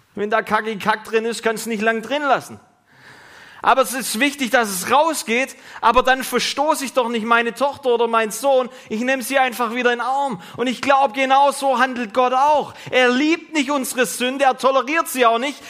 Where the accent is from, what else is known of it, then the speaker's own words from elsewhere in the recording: Germany; wir als Deutsche, die wir wirklich menschenfreundlich sind